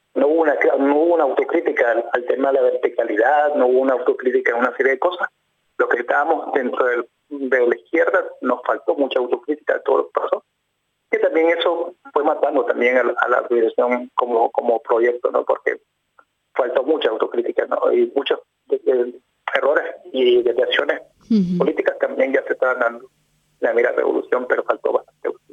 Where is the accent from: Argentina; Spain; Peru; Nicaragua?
Nicaragua; León; yo soy del lado de León, que estoy viviendo